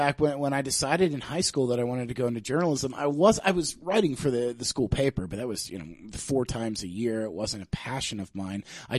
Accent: Annapolis, Maryland, United States; No, I'm originally from Annapolis, Maryland. Okay. I grew up there

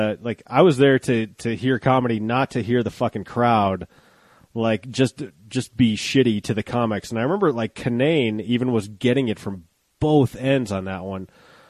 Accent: Golden, Colorado, United States; I grew up in Golden

